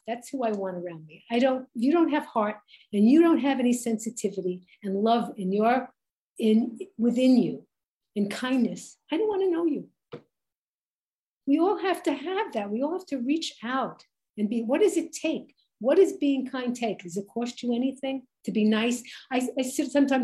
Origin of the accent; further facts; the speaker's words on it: New York City, New York, United States; Growing up in Brooklyn, I welcomed the differences